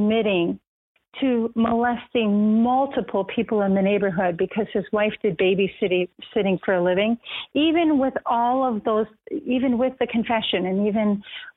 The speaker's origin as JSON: {"language": "English", "town": "Racine", "region": "Wisconsin", "country": "United States", "said": "I'm a girl from Racine, Wisconsin. Had a great childhood"}